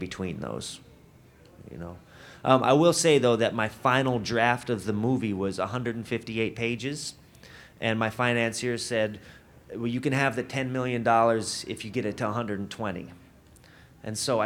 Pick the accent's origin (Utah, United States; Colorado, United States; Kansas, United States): Colorado, United States; Denver; I'm from Denver